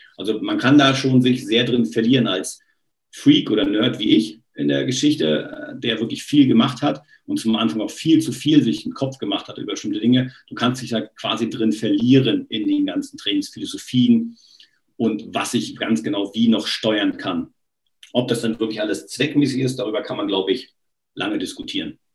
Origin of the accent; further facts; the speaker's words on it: eastern Germany, Germany; in der DDR damals war es ja entweder du Sport gemacht oder Musik. Und Musik war nicht so meins